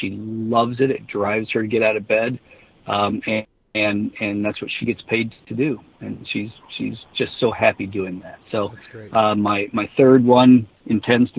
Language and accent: English; Davenport, Iowa, United States; downtown Davenport, Iowa, which is my hometown